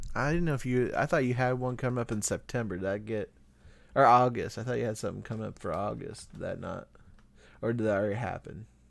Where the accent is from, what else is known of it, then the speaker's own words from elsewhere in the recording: Iowa, United States; We're from Iowa